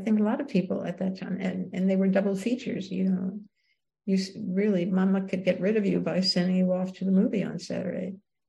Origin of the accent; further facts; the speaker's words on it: New York City, New York, United States; It was a very prejudiced world. It was all, where I grew up, the time I grew up, is all Italians and Jews.